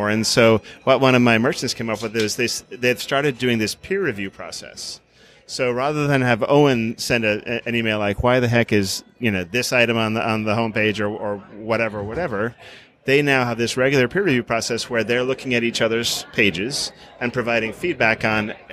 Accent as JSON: {"language": "English", "town": "Farna", "country": "Ireland", "tie": "born or raised there", "said": "in, in, Ireland, people tend to name their homes. Mm-hmm. So I lived in Farna."}